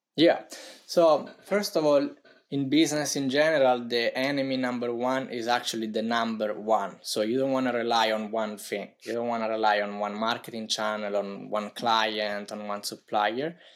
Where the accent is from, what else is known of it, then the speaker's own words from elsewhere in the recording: Italy; accent: Italian; English is a second language; as you may tell tell by my accent I'm from Italy